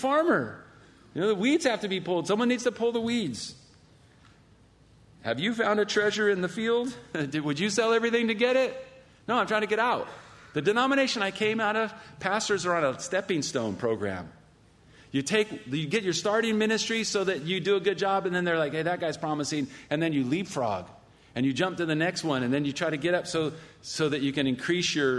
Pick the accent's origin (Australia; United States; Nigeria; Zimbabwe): United States; California; I'm from California.